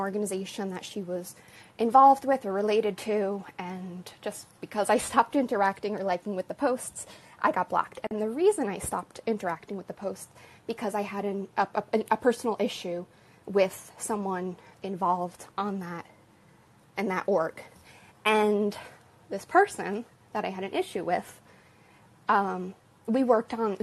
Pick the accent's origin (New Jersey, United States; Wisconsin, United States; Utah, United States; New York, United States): New Jersey, United States; I've outed myself as a New Jerseyan